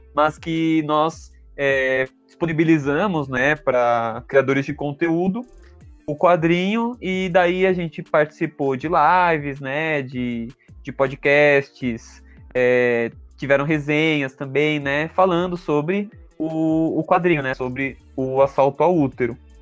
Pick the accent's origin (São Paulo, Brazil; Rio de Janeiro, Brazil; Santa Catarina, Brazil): São Paulo, Brazil; Santo André; Sou de Santo André